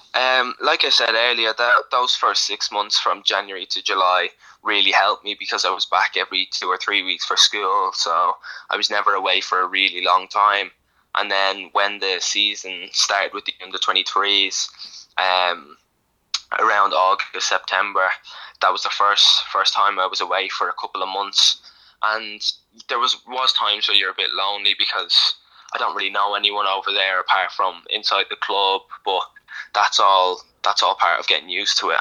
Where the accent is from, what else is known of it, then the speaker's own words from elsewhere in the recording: Ireland; I'm born in Ireland. Um, grew up watching Ireland. Like I'm, I'm Irish.